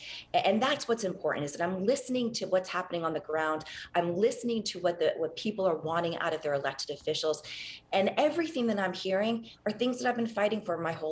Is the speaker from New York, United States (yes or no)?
no; Miami, Florida, United States; I've done my entire life growing up in Miami